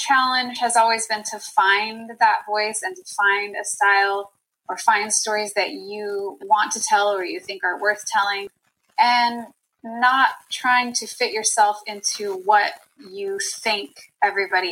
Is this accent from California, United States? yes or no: yes; Bay Area of California, United States; I'm from California